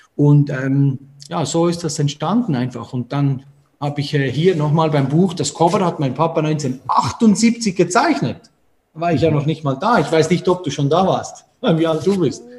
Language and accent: German; Switzerland; Und da sind wir damit aufgewachsen und in der Schweiz